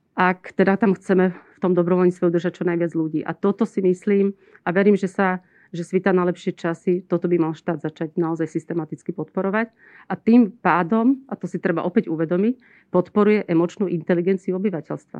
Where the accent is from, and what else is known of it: Slovakia